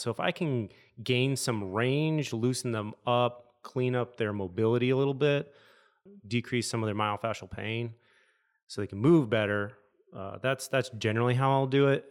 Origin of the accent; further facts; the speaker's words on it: Michigan, United States; moved away; I'm from Michigan, so we jump off bridges into rivers